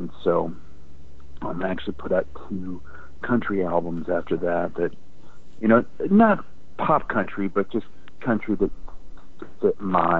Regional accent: Virginia, United States; I grew up in Virginia, in the woods of Virginia, and sort of was surrounded by a lot of country music growing up.

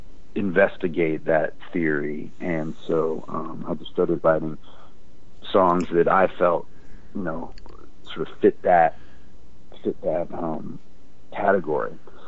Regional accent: Virginia, United States; I grew up in Virginia, in the woods of Virginia, and sort of was surrounded by a lot of country music growing up.

